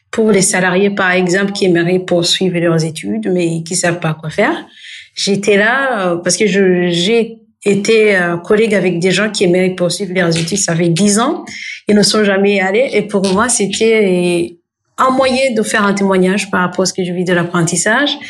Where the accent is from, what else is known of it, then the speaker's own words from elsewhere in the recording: Burundi; Euh, au fait, le Burundi, c'est mon pays d'origine. Je suis burundaise déjà, et c'est un pays qui se trouve euh, en Afrique de l'Est